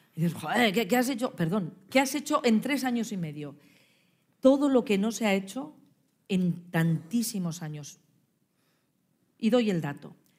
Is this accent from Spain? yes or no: yes; La Rioja, Spain; mi tierra